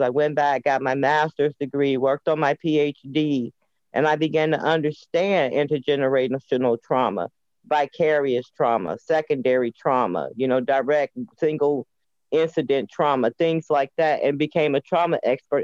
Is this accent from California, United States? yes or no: no; Chicago, Illinois, United States; also born or lived in Indianapolis, Indiana; now in Washington, D.C., United States; I was born and reared until I was nine years old in Indianapolis, Indiana grew up in Chicago and I've been in the district for 30 years